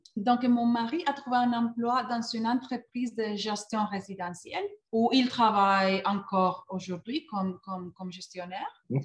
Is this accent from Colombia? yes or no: yes; Colombia; moved away as an adult; now in Montreal, Canada; je viens de la Colombie. la Colombie, c'est mon pays natal.